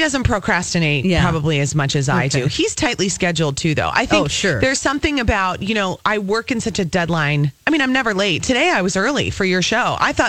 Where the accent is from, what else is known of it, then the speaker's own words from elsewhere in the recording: Apple Valley, Minnesota, United States; I grew up in the suburbs. I grew up in Apple Valley.